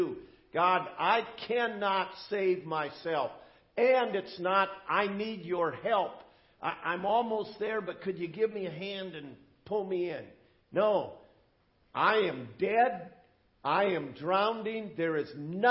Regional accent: United States; as an American

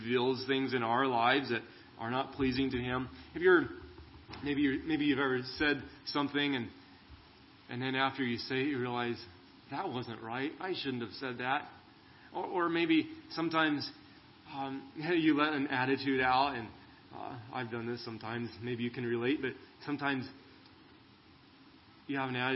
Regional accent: California, United States; now in Arizona, United States; I grew up in California

